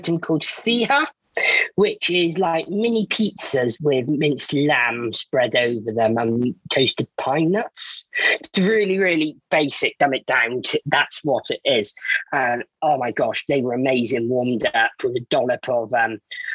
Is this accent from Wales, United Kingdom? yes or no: yes; Wales, United Kingdom; now in Bournemouth, United Kingdom; I am born and bred in Wales and I'm now based down in Bournemouth